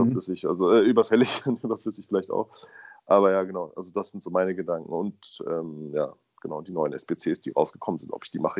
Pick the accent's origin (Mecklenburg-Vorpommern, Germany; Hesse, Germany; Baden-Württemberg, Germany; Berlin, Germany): Berlin, Germany; ich bin in Berlin aufgewachsen